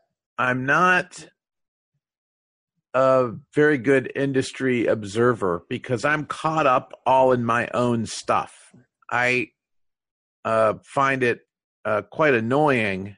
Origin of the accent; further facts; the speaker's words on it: United States; first language English; I'm an American and I approach the testing industry from an American perspective